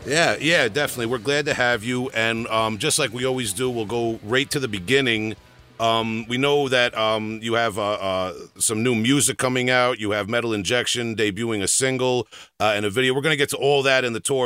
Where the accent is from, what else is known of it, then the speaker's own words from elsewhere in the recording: New York, United States; I'm from New York